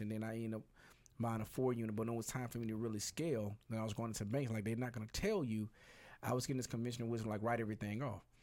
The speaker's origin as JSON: {"language": "English", "town": "Birmingham", "region": "Alabama", "country": "United States", "moved": "yes", "said": "I'm originally from Birmingham, Alabama, which is about two, two hours and some change away."}